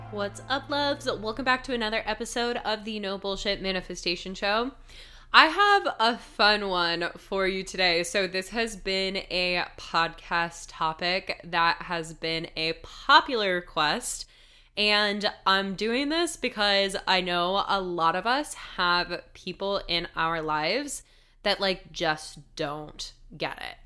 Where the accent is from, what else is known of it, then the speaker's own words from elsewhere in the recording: United States; growing up in the United States